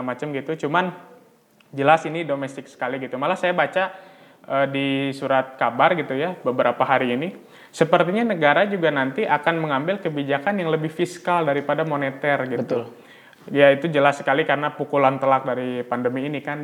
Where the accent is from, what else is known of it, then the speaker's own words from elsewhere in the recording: Bandung, West Java, Indonesia; saya memang orang asli Bandung